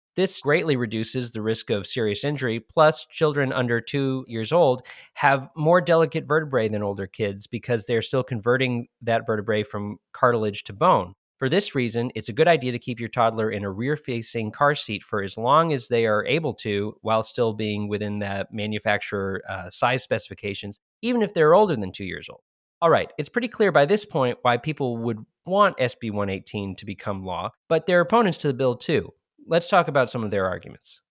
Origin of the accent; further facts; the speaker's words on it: New Hampshire, United States; I'm from the Granite State